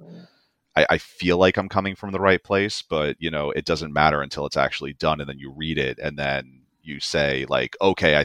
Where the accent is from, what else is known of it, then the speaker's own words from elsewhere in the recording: New York City, New York, United States; I was born and raised in New York City